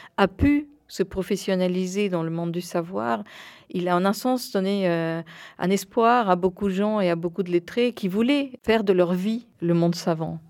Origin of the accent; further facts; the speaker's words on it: Buenos Aires, Argentina; moved away; Je suis née à Buenos Aires dans une famille franco-argentine.